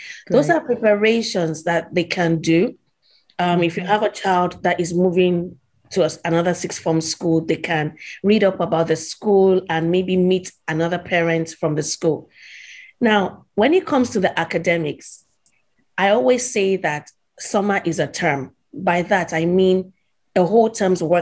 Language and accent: English; Nigeria; I grew up in Nigeria